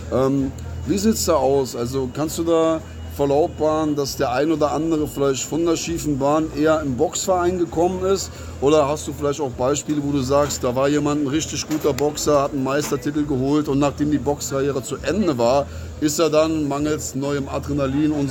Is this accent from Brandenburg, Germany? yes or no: no; Saarland, Germany; Wir sind sowieso im Saarland, sage ich mal, weniger Deutsch als Saarländer.